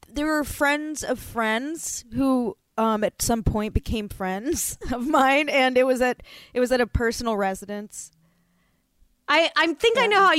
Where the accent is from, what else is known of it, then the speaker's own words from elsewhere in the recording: Florida, United States; now in Los Angeles, United States; I grew up in Florida